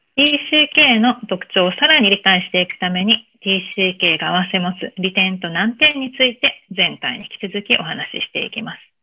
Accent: Japan; moved away as an adult; now in United States

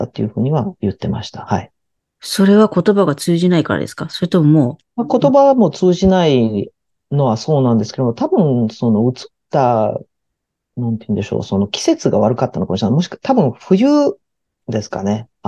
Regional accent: Tokyo, Japan; also born or lived in Kobe; まあ、神戸で生まれて、父が商社マンだったので、東京に、まあ、すぐに転勤になって、東京で

